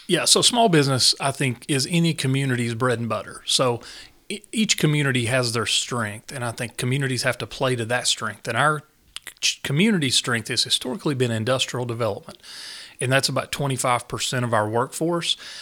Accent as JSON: {"language": "English", "town": "Newport", "region": "Tennessee", "country": "United States", "tie": "born or raised there", "said": "growing up in Newport, I never really thought I would leave Tennessee"}